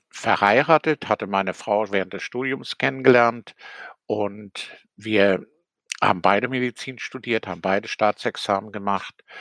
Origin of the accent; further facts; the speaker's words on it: Rostock, Mecklenburg-Vorpommern, Germany; born there; Ich bin 1940 in Rostock geboren und äh, bin an für sich ein folgsamer Pionier, später auch FDJler gewesen, also ein typisches DDR-Kind.